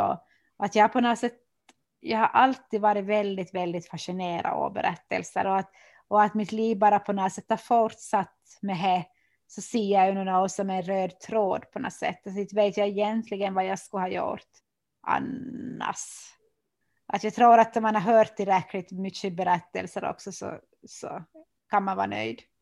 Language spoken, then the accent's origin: Swedish; Oravais, Ostrobothnia, Finland; now in Vörå, Finland; jag är ju född i Kim och, och har bott där